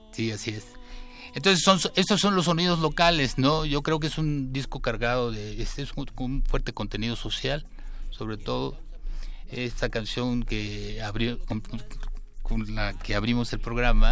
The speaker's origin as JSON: {"language": "Spanish", "town": "Jáltipan", "region": "Veracruz", "country": "Mexico", "tie": "born or raised there", "said": "Soy jaltipaneco, sí. Soy de la parte del Sotavento, de la parte del sur, del sur sureste de Veracruz pues, del lado del Golfo de Coaxacualcos, pero mi pueblo se llama Jaltipan"}